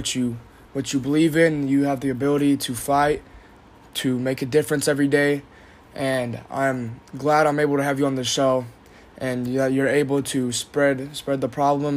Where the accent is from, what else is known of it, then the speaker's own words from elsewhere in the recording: United States; growing up in America